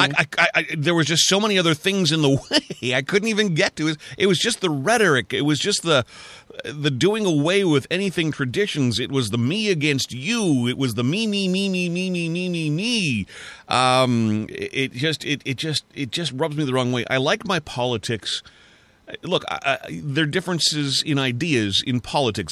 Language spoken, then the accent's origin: English; Canada; I'm a Canadian